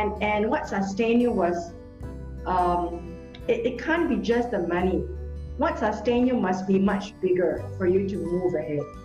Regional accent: Singapore; in Singapore, except we don't have forests

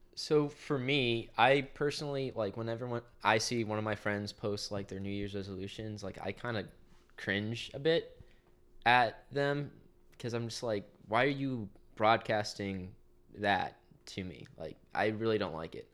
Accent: Garden City, Kansas, United States; I'm from Garner City, Kansas.

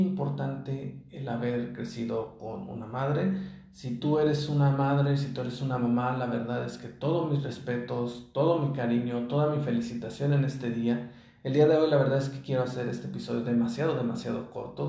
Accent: Mexico; moved away as an adult; he vivido lejos de mi ciudad natal

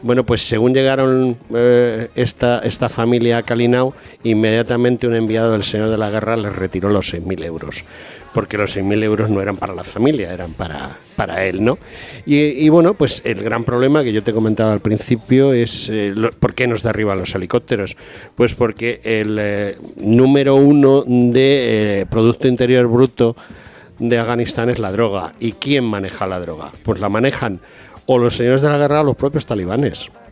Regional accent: Spain

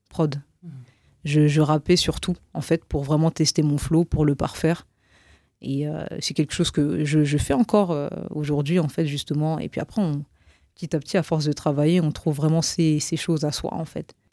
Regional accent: Roubaix, Hauts-de-France, France; dire non, mais je viens de Roubaix, et donc

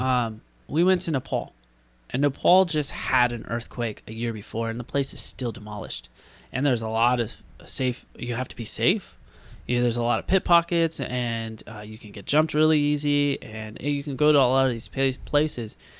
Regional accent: San Diego, California, United States; We were always from San Diego over from California

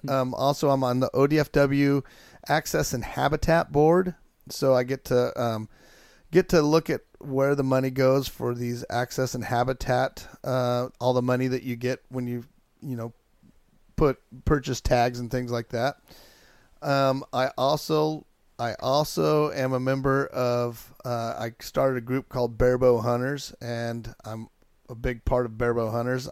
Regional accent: Chiloquin, Oregon, United States; I grew up in Chilliquin, Oregon

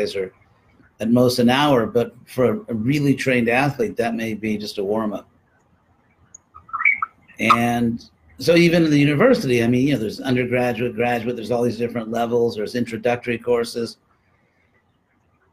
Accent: California, United States; also born or lived in Berkeley; I'm from California

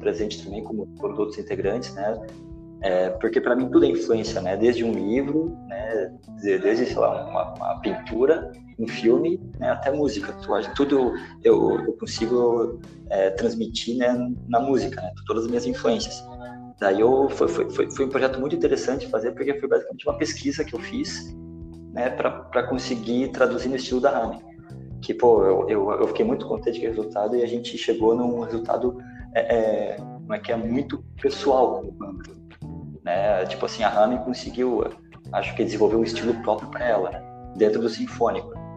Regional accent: Joinville, Santa Catarina, Brazil; Eu sou de Joinville

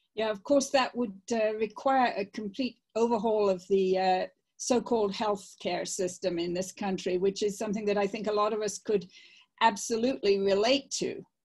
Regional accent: England, United Kingdom; moved away; I grew up in England

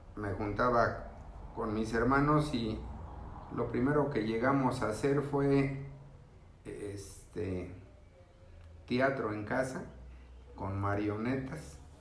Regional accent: Mexico City, Mexico; yo soy de la Ciudad de México, vengo de una familia numerosa

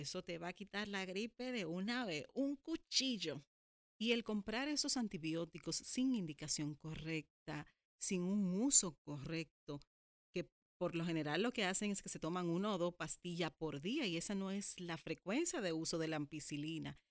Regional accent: Dominican Republic; en mi país, en República Dominicana

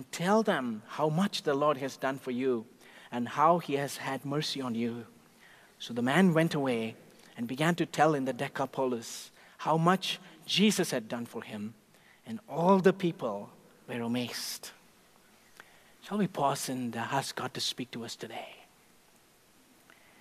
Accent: India; moved away; Growing up in India, even as a little boy

